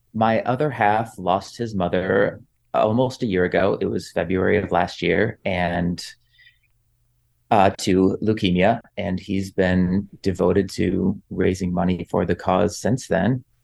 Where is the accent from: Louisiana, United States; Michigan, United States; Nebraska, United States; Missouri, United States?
Michigan, United States; moved away; my hometown in Michigan